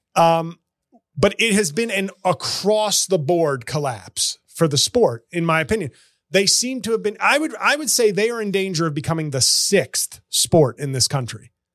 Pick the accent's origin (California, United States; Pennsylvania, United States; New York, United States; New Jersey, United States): New York, United States; as a New Yorker, my uncle was a long suffering Rangers fan.